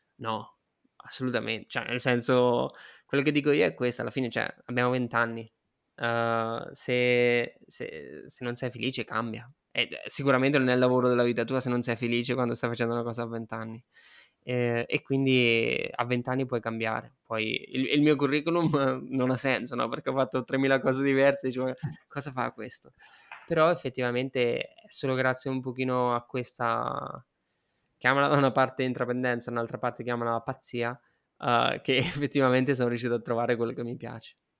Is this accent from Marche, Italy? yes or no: yes; Marche, Italy; moved away as an adult; also born or lived in India / London / Malaysia / Spain; sono un marchigiano, sono partito dall'Italia